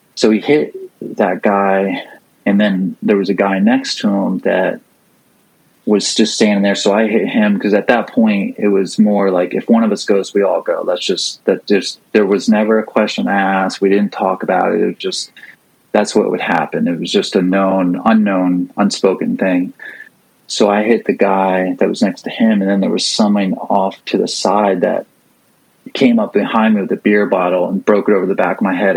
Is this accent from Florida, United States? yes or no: yes; St. Petersburg, Florida, United States; St. Pete, Florida. Uh, g- uh, grew up